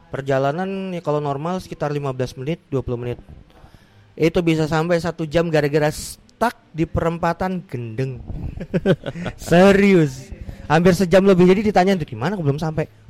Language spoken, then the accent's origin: Indonesian; Samarinda, East Kalimantan, Indonesia; now in Malang, Indonesia; kayak saya asli Samarinda, merantaunya ke Malang.